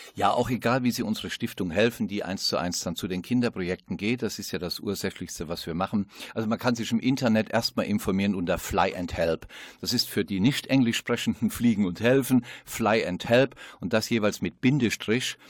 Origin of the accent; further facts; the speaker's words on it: Westerwald, Rhineland-Palatinate, Germany; ist ja meine Heimat, der Westerwald